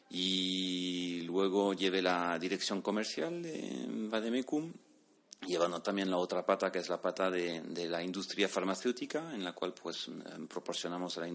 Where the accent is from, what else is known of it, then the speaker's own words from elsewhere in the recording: Bordeaux, Nouvelle-Aquitaine, France; Yo, yo soy de Burdeos, del suroeste de Francia, entonces pues tradicionalmente muy, muy cercano a España.